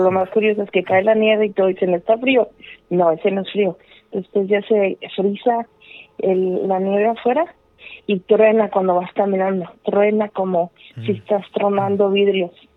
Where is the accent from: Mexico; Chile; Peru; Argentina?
Mexico; now in Chicago, United States; nací en México, pero estoy en mm. Chicago